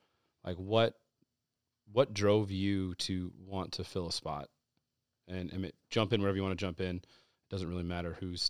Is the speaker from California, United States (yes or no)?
yes; California, United States; And then you've got me from California.